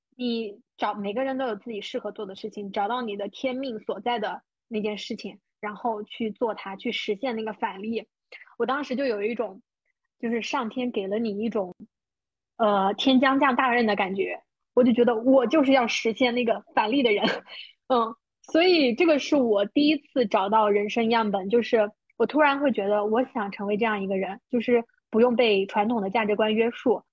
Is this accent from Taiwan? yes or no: no; China; 我出生的小县城有多小呢